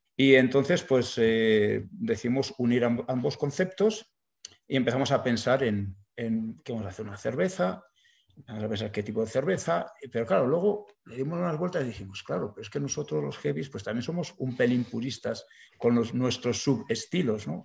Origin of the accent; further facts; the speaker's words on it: Burgos, Castile and León, Spain; somos de Burgos